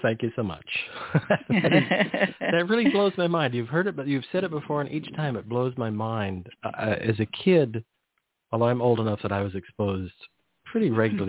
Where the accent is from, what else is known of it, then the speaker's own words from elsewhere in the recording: Salinas Valley, California, United States; I grew up around the Salinas Valley, so there was just tons of chemicals.